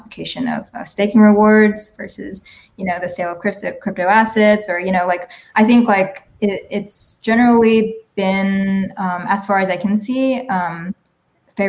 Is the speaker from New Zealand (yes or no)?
no; Lafayette, Louisiana, United States; moved away as an adult; now in Berlin, Germany; my roots are in Lafayette, Louisiana, South Louisiana, but I've been based in Berlin for the last decade about now